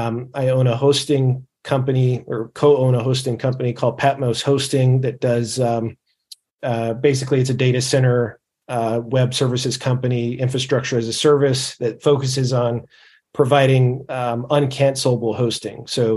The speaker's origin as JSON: {"language": "English", "region": "California", "country": "United States", "tie": "born or raised there", "said": "Before that, I grew up in California, you know, was raised a Catholic, I guess, nominally."}